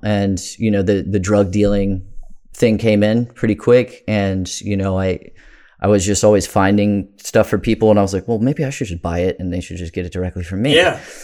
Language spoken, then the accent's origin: English; Bowie, Maryland, United States; also born or lived in Crofton, Maryland; I grew up in Bowie, Maryland.